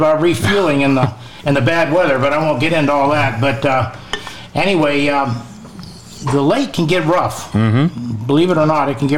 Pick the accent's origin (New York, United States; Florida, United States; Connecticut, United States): New York, United States; Jefferson County; moved away; We were raised up in Jefferson County, New York